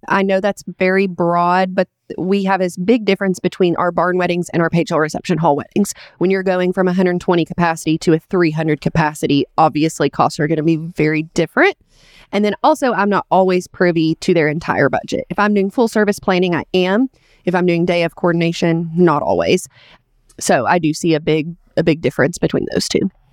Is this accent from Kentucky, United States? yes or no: yes; Richmond, Kentucky, United States; Richmond, it is my hometown